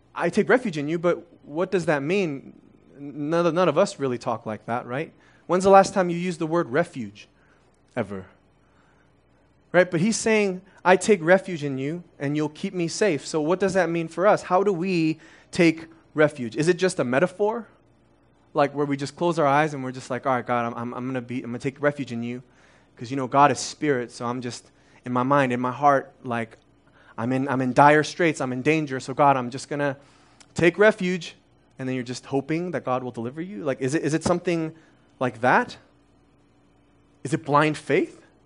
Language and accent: English; Las Vegas, Nevada, United States; first language Korean; English is a second language; also born or lived in Korea; My parents left their life behind in Korea, and they've left their college degrees behind and started working minimum wage jobs in, in Las Vegas